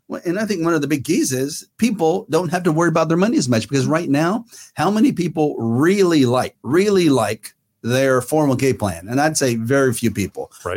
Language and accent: English; Fair Oaks, California, United States; I grew up in Fair Oaks, and we now live in the Northern California area